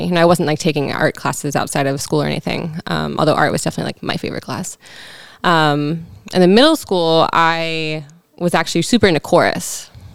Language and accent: English; Frederick, Maryland, United States; now in Baltimore, United States; I grew up in Frederick, Maryland. Okay, Frederick County, technically.